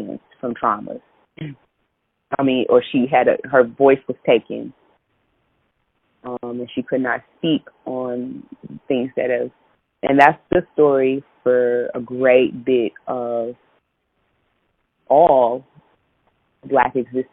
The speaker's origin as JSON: {"language": "English", "country": "United States", "said": "I'm as American as apple pie."}